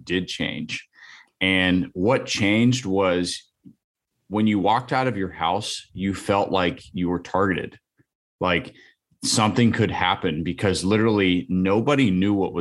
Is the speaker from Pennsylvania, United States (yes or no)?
yes; just north of Somerset County, Pennsylvania, United States; my hometown and then crashed in Somerset County, which is just to the south of us